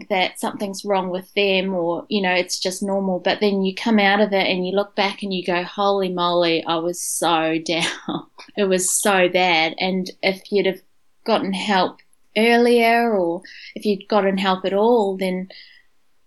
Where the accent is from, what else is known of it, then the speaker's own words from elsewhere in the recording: Wellington, New Zealand; moved away as an adult; also born or lived in Dunedin, New Zealand / India; now in Brisbane, Australia; I'm from Wellington